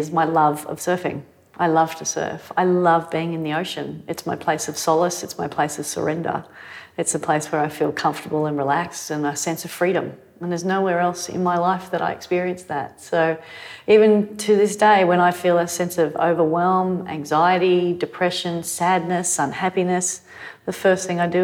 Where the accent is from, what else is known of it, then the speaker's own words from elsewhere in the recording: Manly, New South Wales, Australia; growing up in Manly